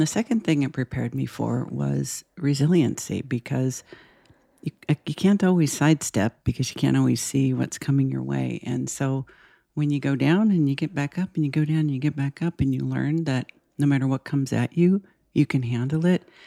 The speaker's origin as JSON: {"language": "English", "town": "Los Angeles", "region": "California", "country": "United States", "tie": "born or raised there", "moved": "as an adult", "lives_now": "Portland, United States", "said": "I have lived in Los Angeles all my life"}